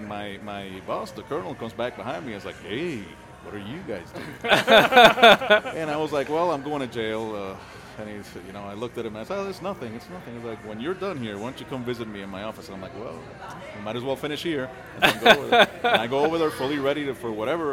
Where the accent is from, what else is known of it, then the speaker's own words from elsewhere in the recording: Puerto Rico; moved away as an adult; now in El Paso, United States; I'm originally from Puerto Rico, and if you have any Puerto Rican friends or know any Puerto Ricans, we love to party